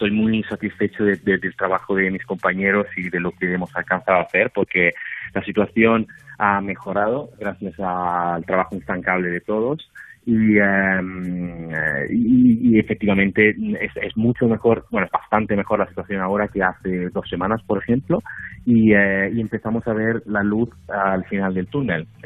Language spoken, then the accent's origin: Spanish; Italy; Spanish is a second language; yo, como notarás, como sabes, yo soy italiano y he tenido también compañeros míos desde Italia, desde Milán